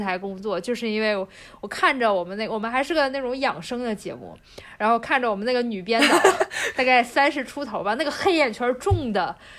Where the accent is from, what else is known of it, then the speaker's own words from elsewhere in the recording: China; 我们中国人